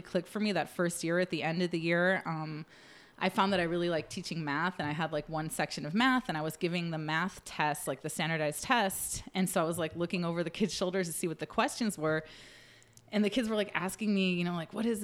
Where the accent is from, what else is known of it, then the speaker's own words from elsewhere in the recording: Chicago, Illinois, United States; moved away as an adult; now in Los Angeles, United States; I'm from Chicago